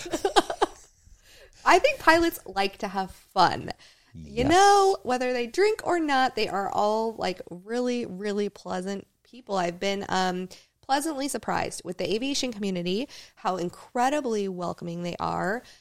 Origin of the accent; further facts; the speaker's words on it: Talkeetna, Alaska, United States; I grew up flying with him in Talkeetna, is where I was born.